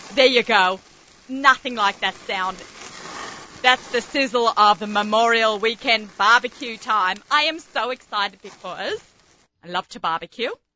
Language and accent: English; Australia; moved away; my love of being an Australian